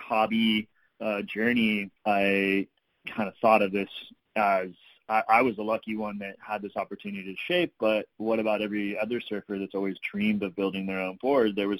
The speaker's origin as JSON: {"language": "English", "area": "East Bay, San Francisco Bay Area", "region": "California", "country": "United States", "tie": "born or raised there", "also_born_or_lived": "San Diego / Oregon / Mexico", "moved": "as an adult", "said": "I grew up in the East Bay of San Francisco Bay Area where it wasn't really surf friendly"}